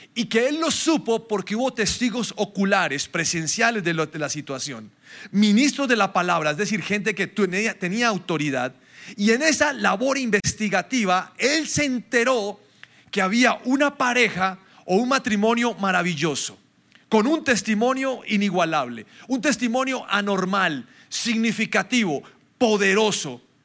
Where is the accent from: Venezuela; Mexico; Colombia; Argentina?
Colombia; Nosotros somos muy colombianos